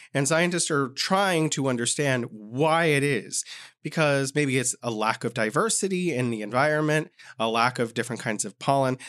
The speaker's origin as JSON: {"language": "English", "region": "California", "country": "United States", "tie": "born or raised there", "moved": "as an adult", "lives_now": "Beijing, China", "said": "my home state of California"}